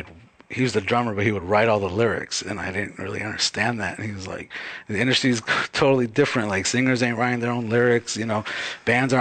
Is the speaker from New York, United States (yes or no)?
no; Baldwin Park, California, United States; also born or lived in New England; now in Los Angeles, United States; I'm from Ballin Park, California.